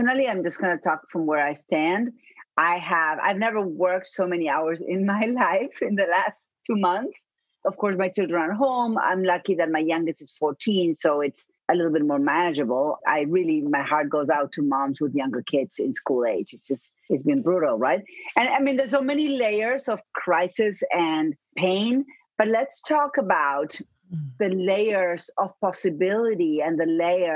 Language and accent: English; Buenos Aires, Argentina; accent: Argentina; moved away as an adult; now in United States; My accent, I'm going to say that up front, is from Argentina. I was born and raised in Buenos Aires, and I've been living here in the U.S.